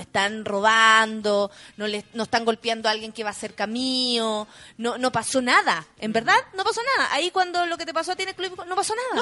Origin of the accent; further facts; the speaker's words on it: Chile; Siendo chilena